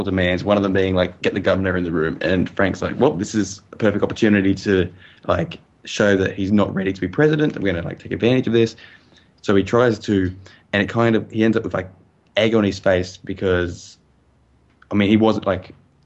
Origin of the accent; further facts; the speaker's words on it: Australia; As an Australian